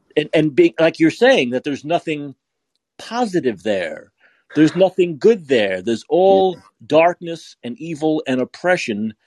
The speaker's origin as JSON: {"language": "English", "town": "New York City", "region": "New York", "country": "United States", "moved": "yes", "lives_now": "San Francisco, United States", "said": "I'm from New York, I'm from Brooklyn."}